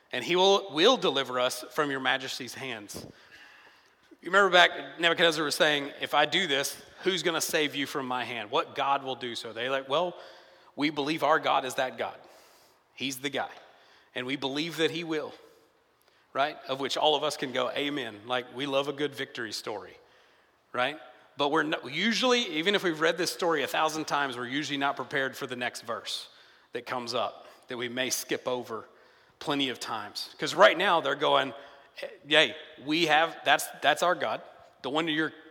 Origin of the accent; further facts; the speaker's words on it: a smaller town outside of Nashville, Tennessee, United States; moved away; when I'm in my hometown, I'm from Tennessee, it's a smaller town outside of Nashville